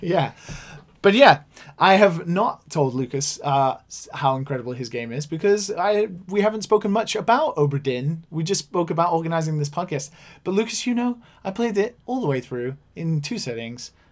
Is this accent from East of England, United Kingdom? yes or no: no; Wales, United Kingdom; accent: Welsh; now in Japan; I mentioned that I'd grown up in Wales